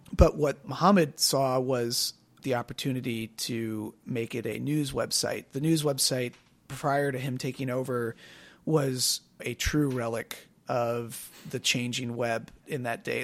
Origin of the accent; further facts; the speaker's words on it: Wisconsin, United States; also born or lived in Evanston, Illinois; we moved to Wisconsin when I was five. So I was raised in Wisconsin